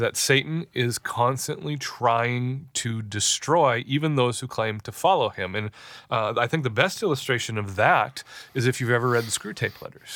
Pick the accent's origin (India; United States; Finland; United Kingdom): United States; we as American Christians